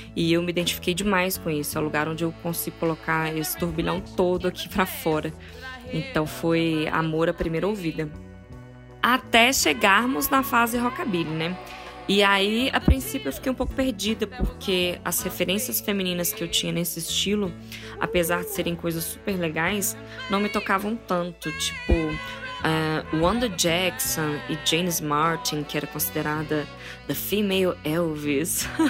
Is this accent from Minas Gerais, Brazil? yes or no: yes; Formiga, Minas Gerais, Brazil; now in Belo Horizonte, Brazil; Isso é na minha cidade, né? Eu sou de Formiga, não sou daqui de BH